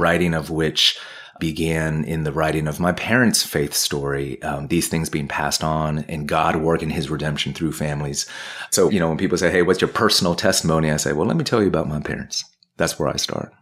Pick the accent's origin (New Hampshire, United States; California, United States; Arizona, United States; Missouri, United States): California, United States; also born or lived in Ohio / Providence, Rhode Island; now in Washington, D.C., United States; moved to California when I was two, and that's where I grew up